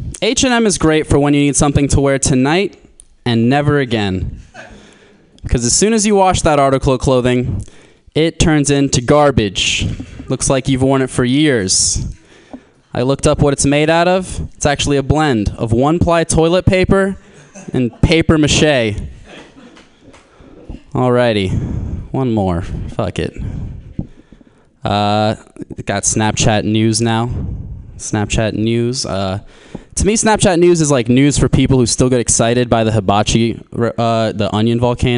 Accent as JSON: {"language": "English", "region": "Florida", "country": "United States", "said": "I'm from Florida. And the name of my high school was Plantation High School."}